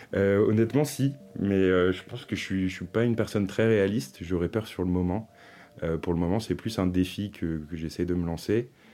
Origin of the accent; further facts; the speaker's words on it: Finistère, South Brittany, France; moved away as an adult; also born or lived in Paris; je suis originaire de Bretagne-Sud, dans le Finistère